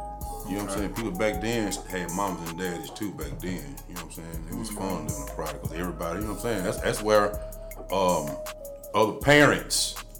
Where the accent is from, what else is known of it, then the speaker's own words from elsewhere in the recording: Nashville, Tennessee, United States; Yeah, but far as growing up in Nashville, it was certain activities going on in Nashville.